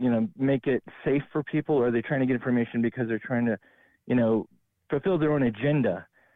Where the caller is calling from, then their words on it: Denver, Colorado, United States; from Denver, Colorado.